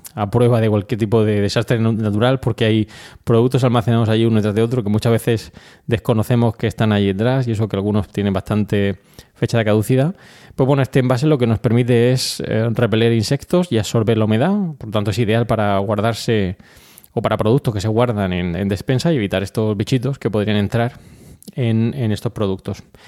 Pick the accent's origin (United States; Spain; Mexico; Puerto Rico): Spain; Region of Murcia; muchos de los colaboradores de Milcar FM somos murcianos